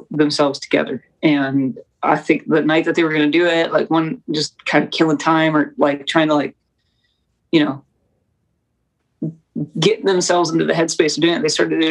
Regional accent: United States; as an American

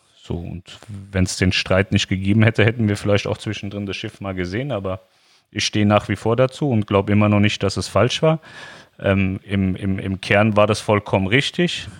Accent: Germany; als Deutscher sowieso immer wieder in sein Heimatland, also wir zurück nach Deutschland

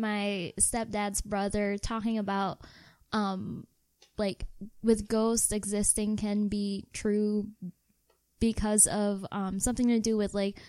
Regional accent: Philippines; moved away; so I grew up in the Philippines

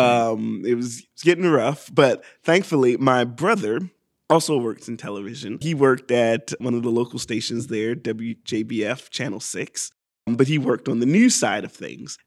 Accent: Hephzibah, Georgia, United States; also born or lived in Augusta, Georgia; now in Atlanta, United States; I was born in Augusta, Georgia, and I lived most of what, the first five years of my life in Augusta and then moved to Hepzibah, Georgia

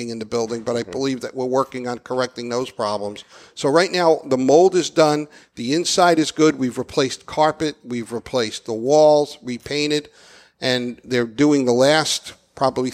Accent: New York, United States; moved away; The neighborhood I grew up in New York had the most police and firemen

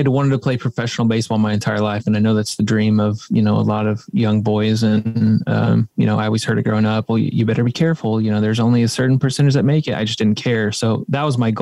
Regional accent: Midwest, United States; growing up in the Midwest, you know, we're in the Bible Belt

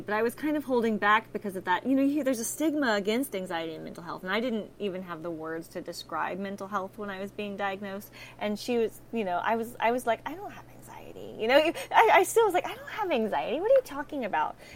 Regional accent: Texas, United States; in Texas, I'm from Texas

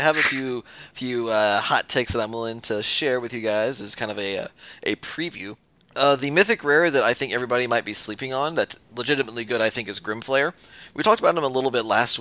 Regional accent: Nashville, Tennessee, United States; I am from Nashville. I'm currently calling in from Nashville

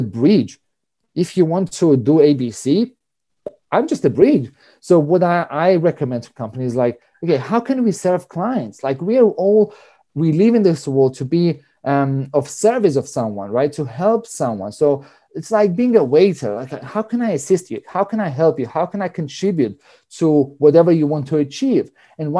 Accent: Cyprus; moved away; I grew up in Cyprus, so I'm Greek. My mom is Russian

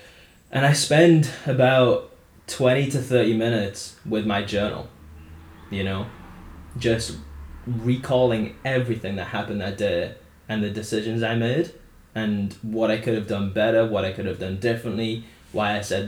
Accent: Wales, United Kingdom; born there; now in Middlesbrough, United Kingdom; And I was born in Wales.

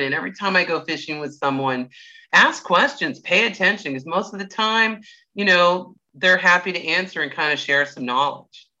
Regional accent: Clearwater, Florida, United States; I'm you know born and raised in Clearwater

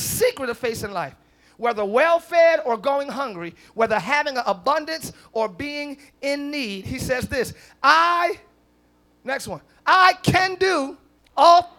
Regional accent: Camden, New Jersey, United States; I'm from Camden

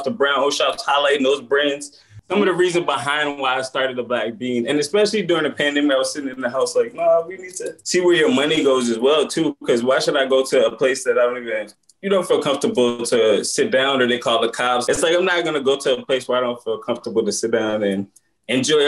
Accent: Richmond, Virginia, United States; now in New York, United States; I grew up in Richmond

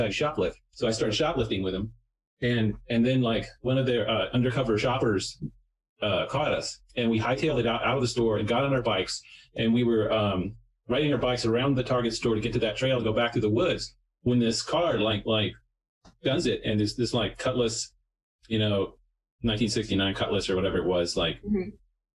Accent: Texas, United States; Growing up in Texas

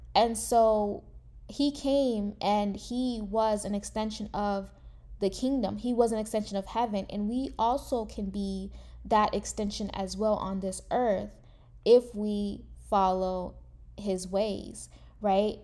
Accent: United States; I am a first generation American, meaning that I, from my family, is the first one actually born in the United States

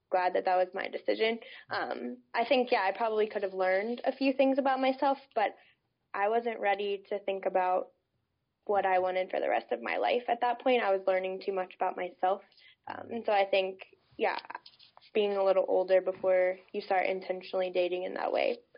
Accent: the Bible Belt, United States; I grew up in the Bible Belt. I was one of like five Catholics in my school system, and my faith was very important to me.

